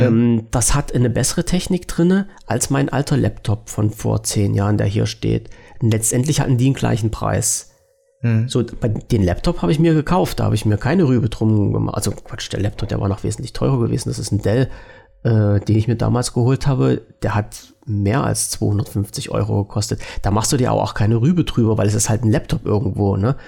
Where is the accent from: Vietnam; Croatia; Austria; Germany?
Germany; als Deutscher